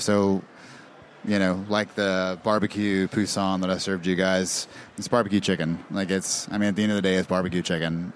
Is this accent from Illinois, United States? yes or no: no; Charlotte, North Carolina, United States; also born or lived in Mississippi; I'm from Charlotte. Like I was born and raised here